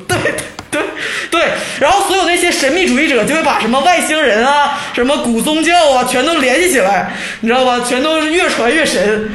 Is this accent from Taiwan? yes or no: no; Changchun, Jilin, China; 原来就是个长春土生土长的人